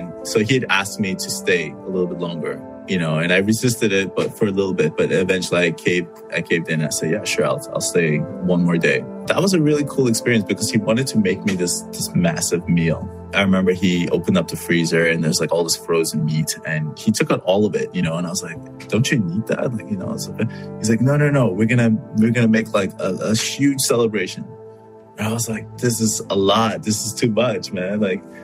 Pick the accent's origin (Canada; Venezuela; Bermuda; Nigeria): Canada; I come from Canada.